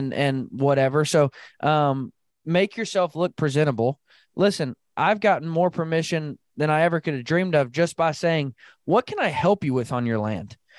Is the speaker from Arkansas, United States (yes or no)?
yes; Arkansas, United States; now in Midwest, United States; where I grew up in Arkansas